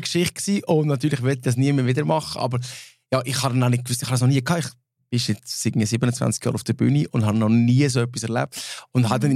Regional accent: Switzerland; first language Swiss German; als Schweizer, als Schweizer Mundartband

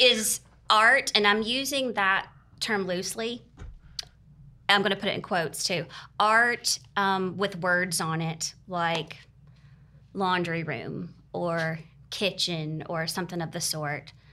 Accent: Greer, South Carolina, United States; also born or lived in Charleston, South Carolina; I am originally from Greer and moved back to the area about seven years ago after living in Charleston for fourteen years

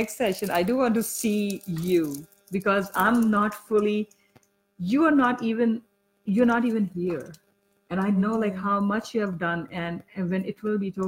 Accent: Pakistan; moved away; I am from Pakistan

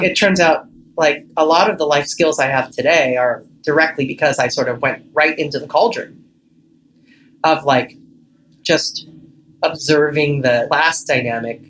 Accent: Los Angeles, California, United States; born and raised in Echo Park, Los Angeles

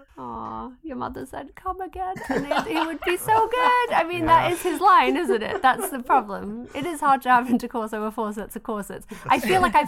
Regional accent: England, United Kingdom; I'm English

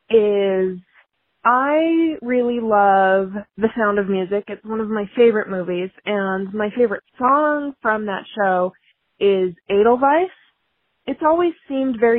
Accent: United States; I am an American

